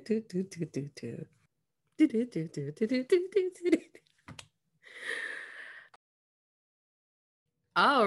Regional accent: California, United States; I was born here in the States. And I grew up in California

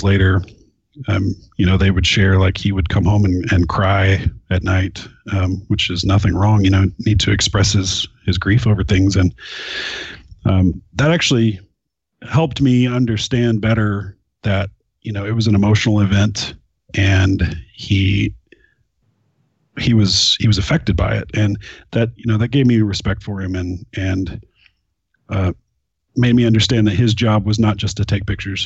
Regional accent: Oklahoma, United States; moved away as an adult; also born or lived in Nacogdoches, Texas; So I was born in Nacogdoches, Texas. Grew up in Oklahoma

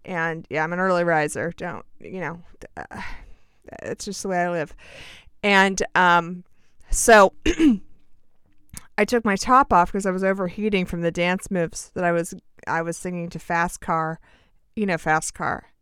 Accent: United States; just being an American

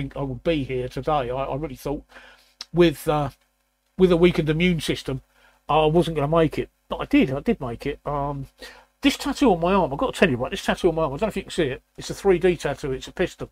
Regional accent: London, United Kingdom; I was born in the East End of London, so you in the East End of London, where I was born, you either support West Ham or Leighton Orient

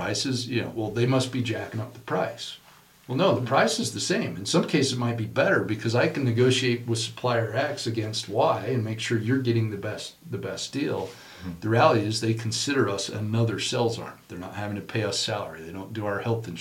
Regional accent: Murray, Utah, United States; I grew up in Murry, Utah

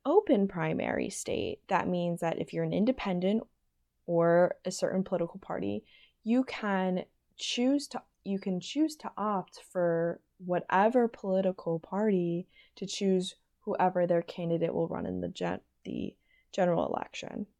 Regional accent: Pennsylvania, United States; moved away; I'm from Pennsylvania, I'm a Pennsylvanian voter

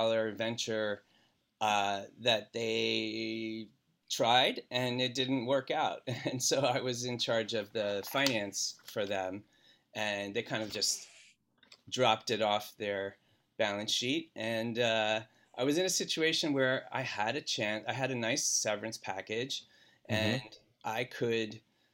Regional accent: outside of Philadelphia, Pennsylvania, United States; moved away as an adult; also born or lived in Michigan; I grew up in Pennsylvania, outside of Philadelphia

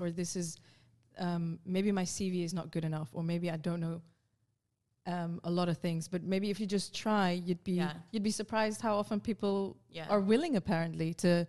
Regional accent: Netherlands; I grew up in the Netherlands

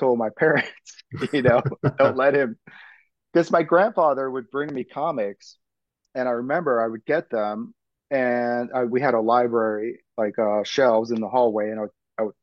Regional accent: New York City, New York, United States; I grew up in Brooklyn, oh my God, Kingsborough Community College

